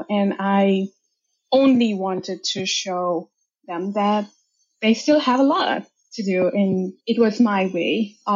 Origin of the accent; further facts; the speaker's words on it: India; moved away as an adult; also born or lived in United States; now in Canada; And I grew up in India. That's where I'm from. I'm a first generation immigrant from there. I moved about six years ago to States and from States to Canada.